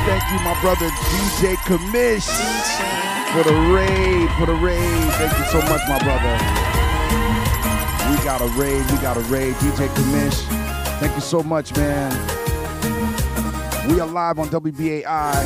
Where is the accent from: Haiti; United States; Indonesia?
Haiti; Port-au-Prince, Ouest; my island of Haiti. I was born in Port-au-Prince.